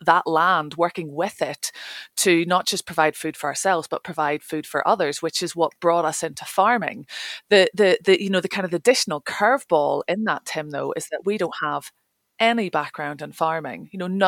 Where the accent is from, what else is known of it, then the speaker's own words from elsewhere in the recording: Northern Ireland, United Kingdom; moved away as an adult; also born or lived in London / Highlands, Scotland; now in Scottish Highlands, United Kingdom; I grew up in Northern Ireland, left there when I was 18 to go to university